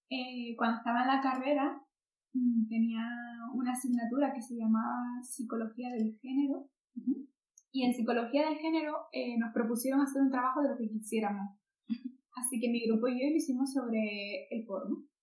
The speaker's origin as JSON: {"language": "Spanish", "country": "Spain", "said": "yo también soy eh, persona española"}